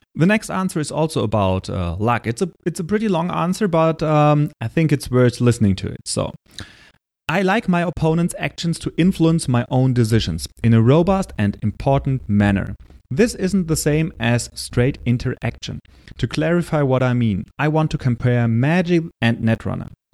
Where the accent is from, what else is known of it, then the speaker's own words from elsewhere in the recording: Germany; accent: German; English is a second language; say that word with my German accent and my bad pronunciation